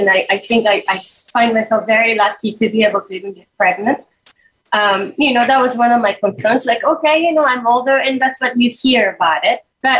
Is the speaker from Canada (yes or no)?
no; Japan; And I grew up in Japan, but my mother was not, you know, had a completely different, you know, cultural background.